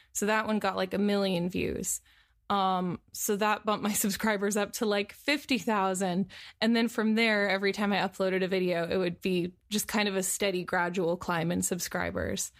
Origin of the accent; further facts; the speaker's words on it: San Francisco, California, United States; now in Los Angeles, United States; I grew up in the San Francisco area